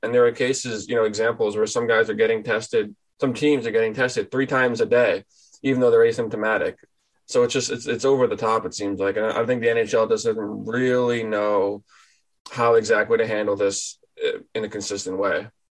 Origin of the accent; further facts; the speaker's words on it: New England, United States; moved away as an adult; also born or lived in Boston; now in Traverse City, United States; I'm from New England.